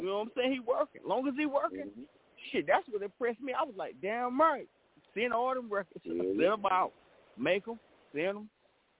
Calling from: North Carolina, United States; Man, you already know I'm calling in from City Grove, Southern Prep Road, North Carolina, Brother County.

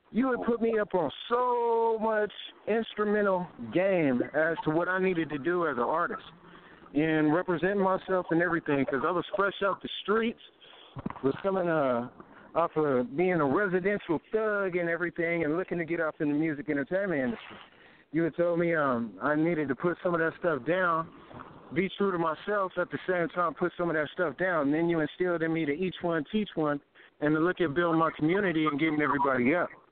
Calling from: Phoenix, Arizona, United States; I'm calling from Phoenix, Arizona

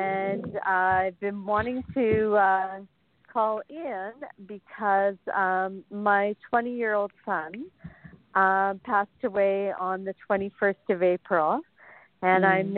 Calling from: Innisfil, Ontario, Canada; I'm calling from Innisfil, Ontario, Canada.

